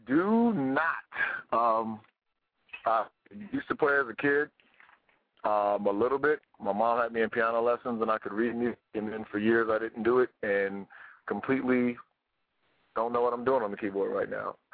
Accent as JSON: {"language": "English", "country": "United States", "said": "we're from America"}